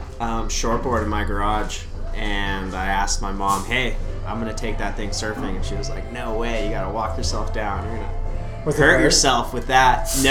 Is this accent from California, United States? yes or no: yes; Carlsbad, California, United States; also born or lived in Thousand Oaks, California; So I was born in Carlsbad, moved to Thousand Oaks before first grade, and then moved back to Carlsbad at first grade.